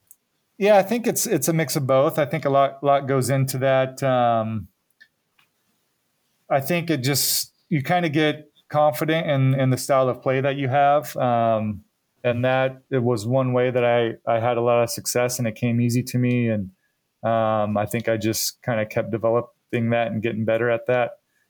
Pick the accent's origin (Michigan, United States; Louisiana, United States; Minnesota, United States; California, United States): California, United States; Redding; also born or lived in Happy Camp, California; was born and lived there till I was about 4 years old. And then eventually we moved to Redding, California. So I more claim that I'm from Redding. That's where I grew up, but Happy Camp is definitely where it all started for me.